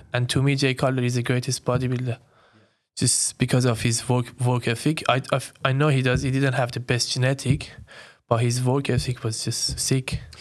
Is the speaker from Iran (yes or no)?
yes; Iran; moved away as an adult; now in Sydney, Australia; I'm, I'm born and raised in Iran. I came to Australia when I was nineteen